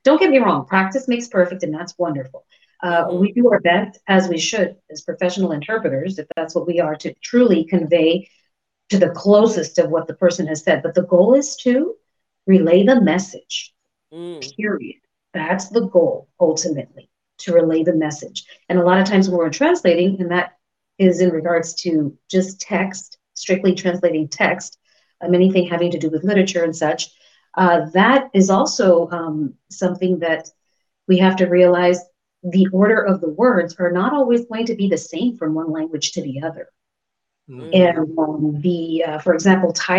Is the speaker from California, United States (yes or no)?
yes; California, United States; first language Spanish; English is a second language; I feel like my first language is English because I'm born and raised in California. But at the same time, realistically speaking, no, I believe my first language was Spanish.